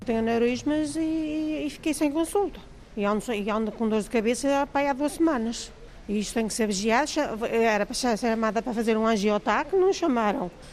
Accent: Felgueiras, Norte, Portugal; sou de Felgueiras

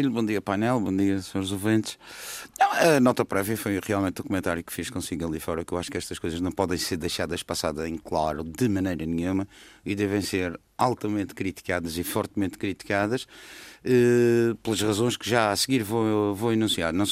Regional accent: Madeira, Portugal; E, além disso, é madeirense e, sendo madeirense, tenho de pensar também no vinho da Madeira.

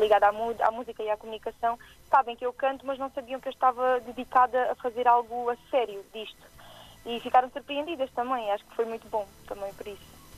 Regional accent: Alentejo, Portugal; accent: Alentejano; de todas as origens que tenho alentejanas, como podem ver pelo, minha, pelo meu sotaque

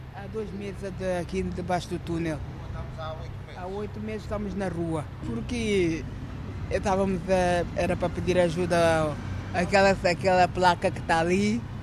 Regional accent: Alverca do Ribatejo, Lisbon, Portugal; moved away as an adult; also born or lived in Guinea-Bissau; now in Porto, Portugal; eu nasci na Guiné, sou da Guiné-Bissau. E, e, venho de. Sou natural da Alverca do Ribatejo

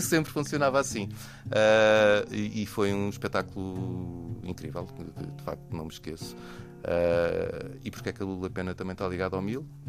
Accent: Lisbon, Portugal; also born or lived in Denmark; sempre morei em Lisboa e nasci em Lisboa

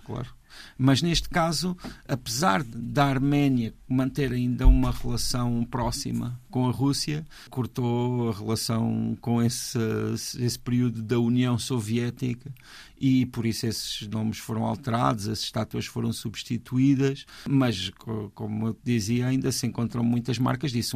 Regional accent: Portugal; como português

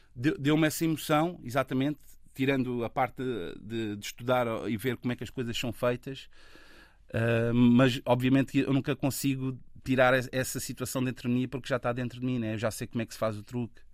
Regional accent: Lisbon, Portugal; nós somos celas, seremos sempre celas, estás a ver? Eu, na realidade, sou mesmo um filho daqui, estás a ver? Isso faz muita diferença, é uma questão identitária. Eu nasci aqui, eu não vim morar para aqui

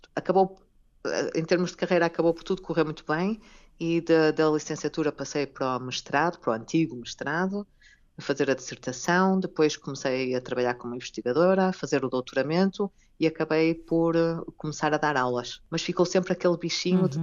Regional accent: Vila Nova de Gaia, Norte, Portugal; moved away as an adult; also born or lived in Lisbon, Portugal / Japan; now in Germany; eu já estava em Lisboa e sou do Porto, a minha família é do Porto, ah, de Gaia

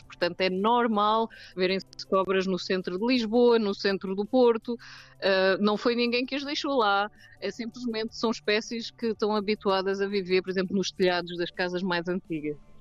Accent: South Africa; eu nasci na África do Sul

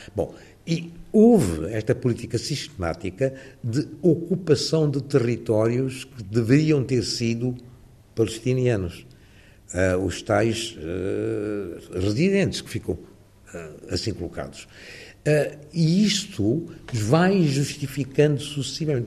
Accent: Lisbon, Portugal; moved away as an adult; now in London, United Kingdom; a minha adolescência em Lisboa. Eu sinto mais lisboeta do que qualquer outra coisa

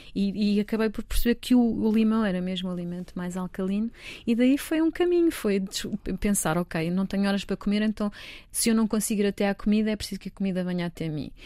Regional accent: Almeirim, Santarém District, Portugal; Eu sou de Santarém, sou de Almeirim, na verdade, mas ali tudo na zona de Santarém

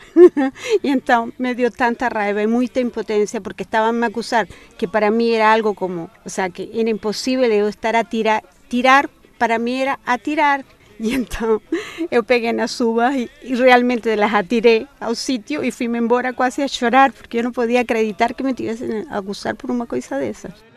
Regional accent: Santiago, Santiago Metropolitan Region, Chile; moved away as an adult; now in Portugal; soy de Santiago de Chile, estoy aquí a 26 años

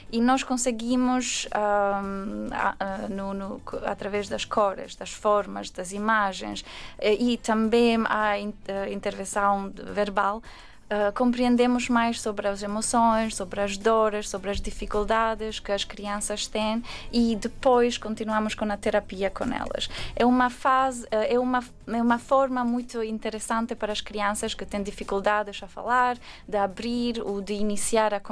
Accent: Albania; Portuguese is a second language; now in Portugal; Só um, quando estava na Albânia, a minha avó estava sempre a ouvir as, a ver as telenovelas uh, brasileiras.

